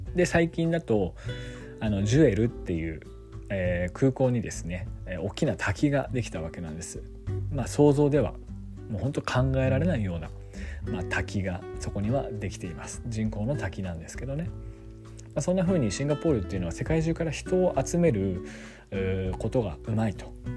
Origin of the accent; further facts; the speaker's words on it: Yamagata, Japan; also born or lived in Sendai; 山形県、我が地元山形県